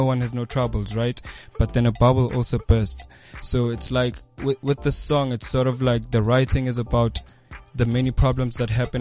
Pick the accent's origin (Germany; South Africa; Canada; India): South Africa; Florida, Gauteng; the place where I grew up. I grew up in Fos Lores